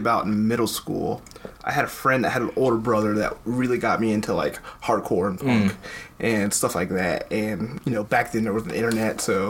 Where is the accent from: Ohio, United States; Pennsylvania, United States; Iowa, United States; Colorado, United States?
Ohio, United States; suburbs of Cincinnati; born or raised there; now in Cincinnati, United States